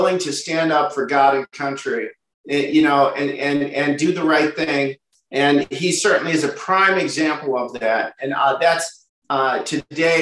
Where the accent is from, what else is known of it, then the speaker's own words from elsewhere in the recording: Midwest, United States; I'm from the Midwest.